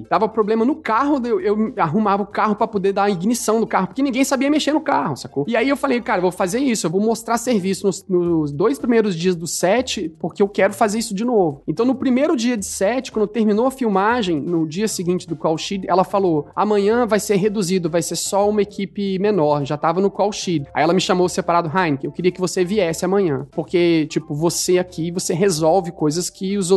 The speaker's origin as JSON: {"language": "Portuguese", "country": "Brazil", "moved": "yes", "lives_now": "Canada"}